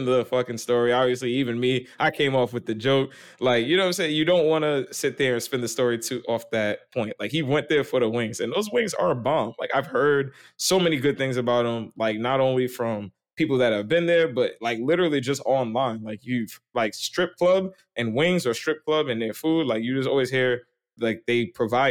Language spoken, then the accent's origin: English; New York, United States; as a New Yorker